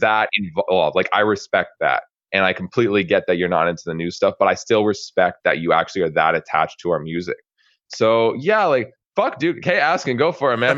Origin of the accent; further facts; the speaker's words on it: Canada; I'm Canadian